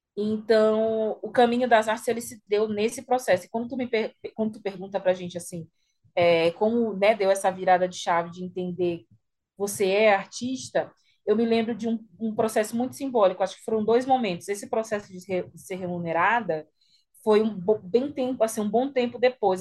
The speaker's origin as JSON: {"language": "Portuguese", "town": "São Luís", "region": "Maranhão", "country": "Brazil", "said": "eu tenho 31 anos, é, sou de São Luís, moro aqui"}